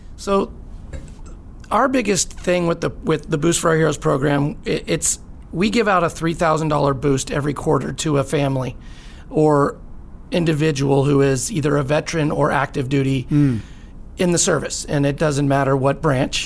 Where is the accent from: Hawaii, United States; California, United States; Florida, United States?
California, United States; Lake Arrowhead; moved away as an adult; also born or lived in San Francisco; now in San Diego, United States; I actually grew up in Lake Arrowhead, California.